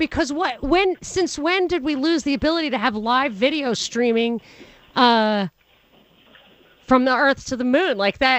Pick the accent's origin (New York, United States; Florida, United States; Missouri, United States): New York, United States; I grew up in New York